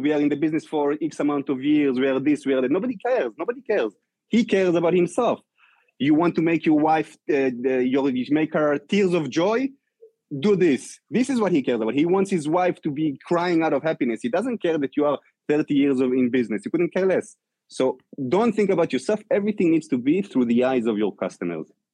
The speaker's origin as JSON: {"language": "English", "country": "Israel", "moved": "as an adult", "lives_now": "New York, United States", "said": "I came from Israel"}